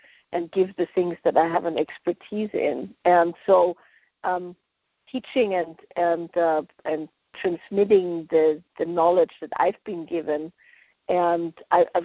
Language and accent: English; Austria; now in West Coast, United States; I grew up in Austria, so far away from Esalen